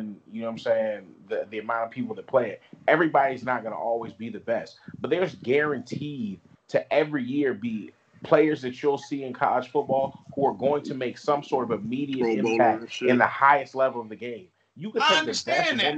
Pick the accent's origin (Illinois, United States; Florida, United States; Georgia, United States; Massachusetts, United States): Florida, United States; Daytona Beach; being from Florida, especially Daytona, you're in between all them NFL teams, but there's not really one in your city